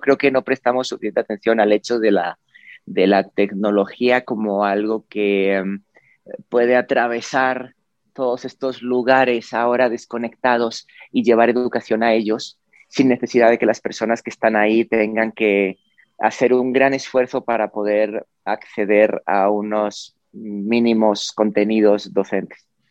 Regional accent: Spain; en la ciudad en la que yo vivía, en la que viví, nací en España

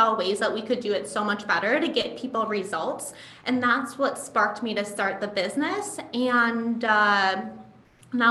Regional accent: Midwest, United States; I grew up in the Midwest where we have kind of this culture of being overly nice

